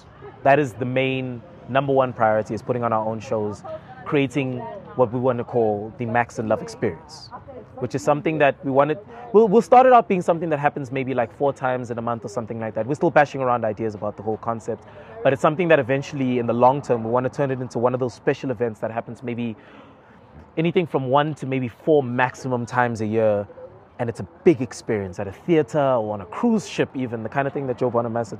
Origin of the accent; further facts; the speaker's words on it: Johannesburg, Gauteng, South Africa; Joburg, born and raised, all over. I've lived in 13 different places in my life. My parents moved around quite a lot.